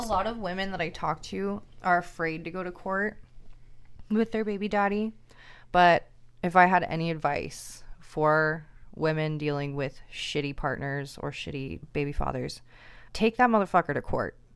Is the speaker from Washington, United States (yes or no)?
yes; Seattle, Washington, United States; moved away as an adult; now in Portland, United States; I'm from Seattle